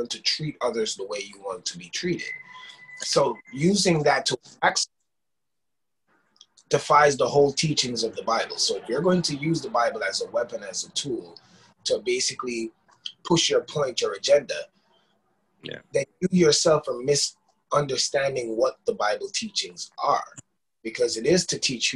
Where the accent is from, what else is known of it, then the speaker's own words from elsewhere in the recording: Jamaica; people of my generation growing up in Jamaica